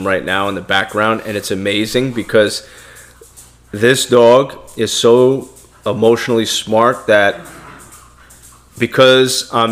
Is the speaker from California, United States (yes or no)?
no; New York City, New York, United States; I'm born in America. I'm from Brooklyn, New York. I have an accent.